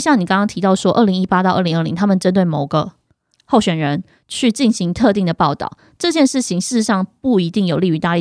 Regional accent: Yilan County, Taiwan; 我们宜兰那边有一个工厂

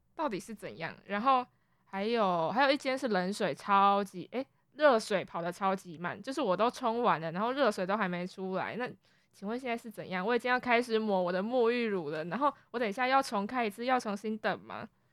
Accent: Kaohsiung, Taiwan; moved away as an adult; now in Taipei, Taiwan; 因为我们都是从高雄上来的学生

